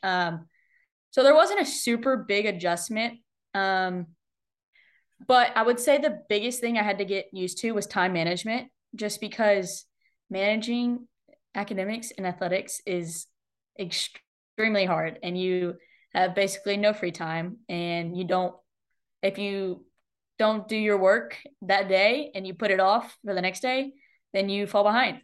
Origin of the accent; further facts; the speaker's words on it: Austin, Texas, United States; I grew up in Austin, getting to see, you know, football teams, football team win the national championship